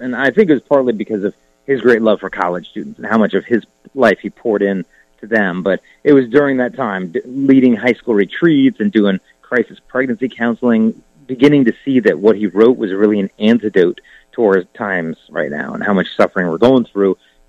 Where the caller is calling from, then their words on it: Arizona, United States; From Arizona. My home gym in the garage in Arizona was nearing its end anyway.